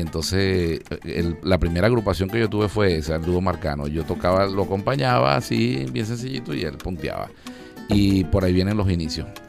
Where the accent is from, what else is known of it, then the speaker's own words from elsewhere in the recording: Margarita, Nueva Esparta, Venezuela; also born or lived in Cabimas, Zulia, Venezuela; como a las 6, 5 años, sí me fui a Margarita